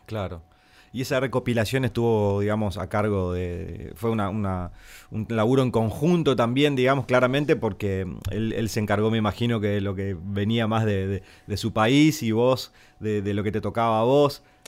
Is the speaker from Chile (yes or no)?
no; Santo Tomé, Corrientes, Argentina; Somos frontera con Brasil en Santo Tomé. Tenemos carnavales. Yo he tocado y dirigí también comparsas ahí en mi pueblo